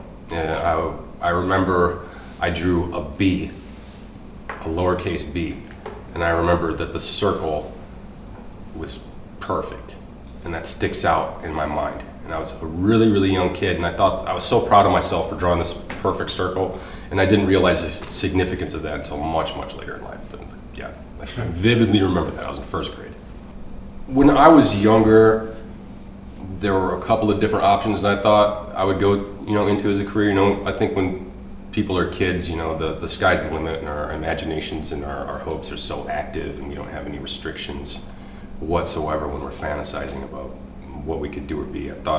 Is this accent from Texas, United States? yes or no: no; Michigan, United States; also born or lived in California; My childhood, I moved around a lot. I was born in California and moved to Michigan when I was about 1.5, 2 years old.